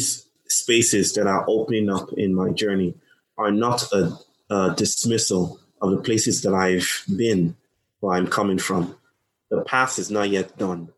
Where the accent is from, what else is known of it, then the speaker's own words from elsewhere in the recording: Lagos, Nigeria; also born or lived in United States; now in Chennai, India; I come from Nigeria. I was born in Nigeria. And in Nigeria, in Lagos, probably the most populous city in Nigeria